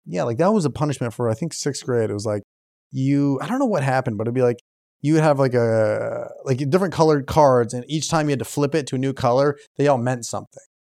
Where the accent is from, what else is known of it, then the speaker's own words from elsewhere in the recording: Naperville, Illinois, United States; I'm not, Naperville